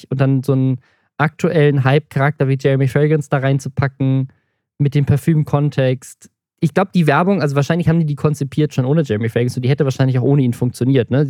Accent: Southern Germany, Germany; Wenn ich, ich komme auch, auch aus dem Süden, ich muss dazu stimmen.

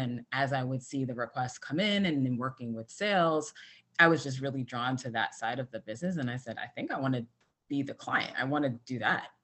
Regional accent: New York City, New York, United States; I grew up in the Bronx in New York City, and I am a first generation American

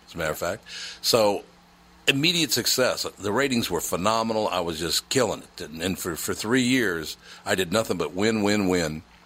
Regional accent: Minnesota, United States; now as a Minnesotan

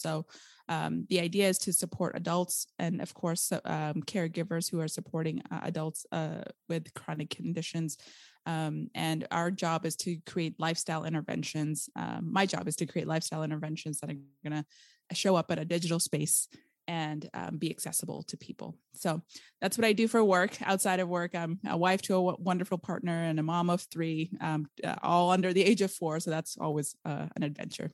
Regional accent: Arizona, United States; accent: valley girl; moved away as an adult; also born or lived in India / California; now in Portland, Oregon, United States; I was raised in Arizona

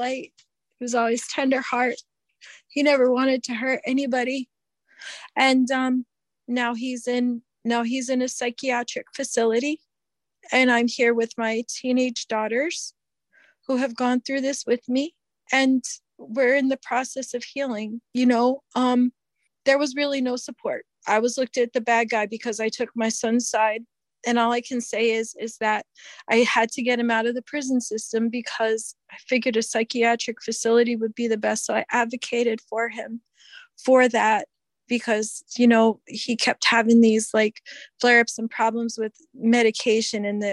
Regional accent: Connecticut, United States; moved away as an adult; also born or lived in Utah; now in Minnesota, United States; we're from Connecticut originally.

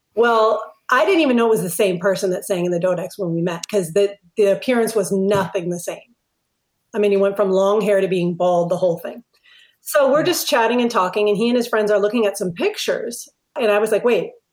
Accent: Minneapolis, Minnesota, United States; moved away as an adult; I grew up in Minneapolis.

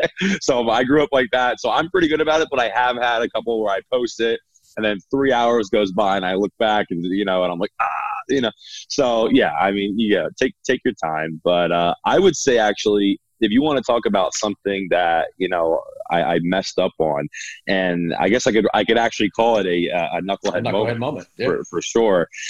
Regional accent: Philadelphia, Pennsylvania, United States; moved away as an adult; now in Scottsdale, United States; I'm from Philadelphia, Pennsylvania

